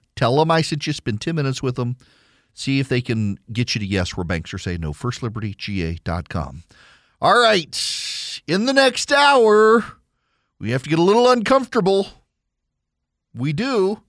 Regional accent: South Louisiana, United States; I'm from South Louisiana, folks. Café au lait all the way.

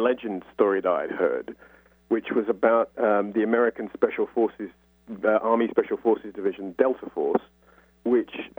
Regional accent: London, United Kingdom; I'm from North London

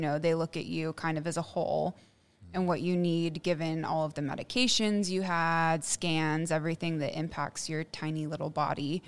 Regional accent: Plano, Texas, United States; also born or lived in Houston, Texas; I grew up in Plano, and I had a pretty normal upbringing

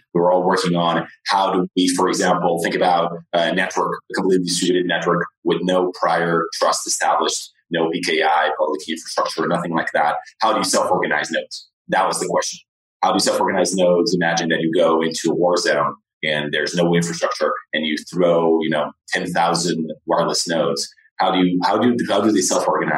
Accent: Portugal; moved away as an adult; also born or lived in United States / Lisbon, Portugal; now in San Francisco, United States; I was actually born in the U.S., but I went back when I was 3. But I grew up in Portugal. All my education was in Portugal

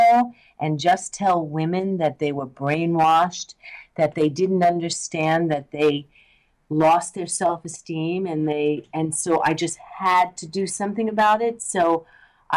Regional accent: New York, United States; now in Los Angeles, United States; I'm from New York. I started out as an actress. I still act. I came

